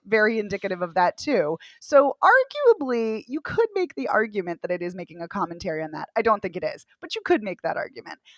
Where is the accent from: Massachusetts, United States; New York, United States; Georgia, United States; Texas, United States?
Massachusetts, United States; Boston; as a Bostonian